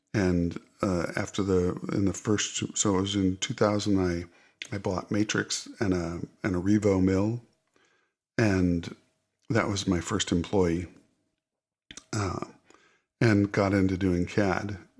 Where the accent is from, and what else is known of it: Hinsdale, Illinois, United States; born or raised there